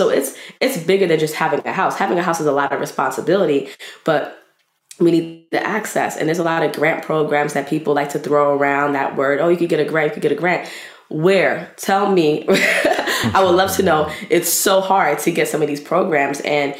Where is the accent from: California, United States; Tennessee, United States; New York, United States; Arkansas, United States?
New York, United States; New York City; I love Brooklyn so much. I love it. You ask any Brooklynite where they're from, they don't say I'm a New Yorker. They say I'm from Brooklyn. That's how I introduce myself.